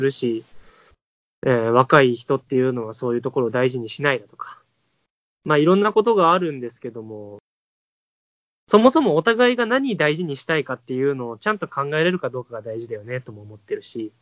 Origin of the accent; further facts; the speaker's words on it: Kotoura, Tottori, Japan; moved away; シェアハウスを琴浦町という僕の地元に建てて